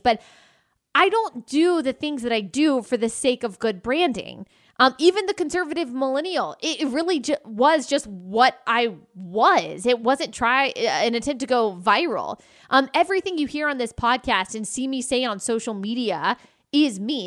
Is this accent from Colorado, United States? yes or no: no; Texas, United States; I was raised in Texas